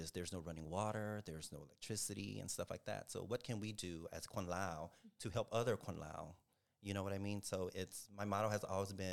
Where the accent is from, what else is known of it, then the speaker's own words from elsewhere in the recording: United States; because I was born and raised here in America.